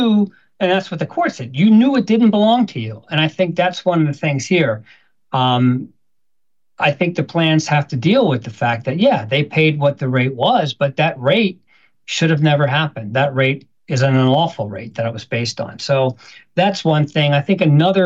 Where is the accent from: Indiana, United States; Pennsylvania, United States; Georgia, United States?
Pennsylvania, United States; Philadelphia; I'm from Philadelphia